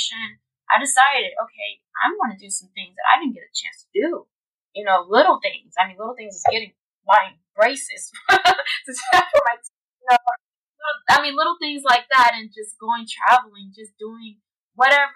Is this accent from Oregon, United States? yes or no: no; Tennessee, United States; now in Los Angeles, United States; I'm originally from Tennessee